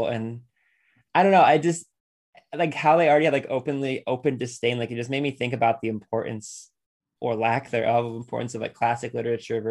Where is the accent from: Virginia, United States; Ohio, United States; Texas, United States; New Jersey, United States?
Ohio, United States; Lorain; I grew up in Lorain, Ohio